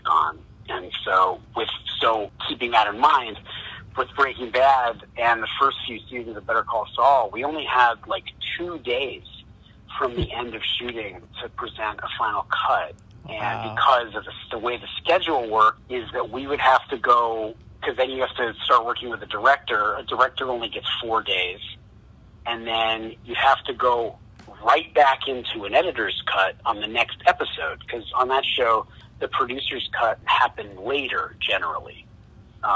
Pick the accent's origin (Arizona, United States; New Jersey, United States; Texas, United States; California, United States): Arizona, United States; Tucson; also born or lived in Chicago, Illinois; I was born in Chicago, but I grew up mostly in Tucson, Arizona